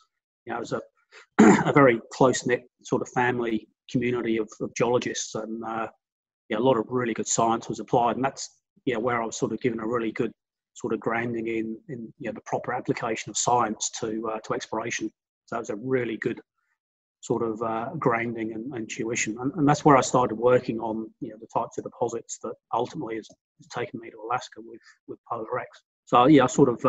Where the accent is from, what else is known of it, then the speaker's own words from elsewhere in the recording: Hampshire, South East England, United Kingdom; moved away as an adult; now in Australia; whilst I've been living in Australia for the last 30 years, I am actually English by background. So I grew up on the south coast in Hampshire.